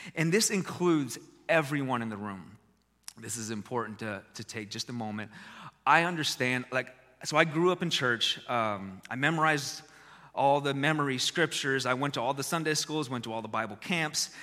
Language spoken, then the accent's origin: English; Texas, United States; I was born in Texas